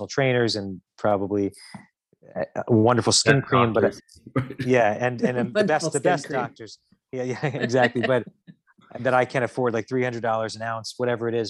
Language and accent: English; Westchester, New York, United States; also born or lived in Connecticut; I was born in Connecticut actually, but I was in Westchester my whole life